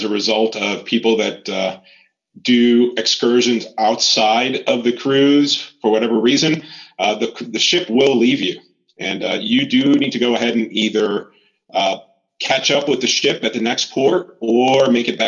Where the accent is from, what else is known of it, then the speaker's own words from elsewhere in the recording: Florida, United States; also born or lived in Puerto Rico; raised in Florida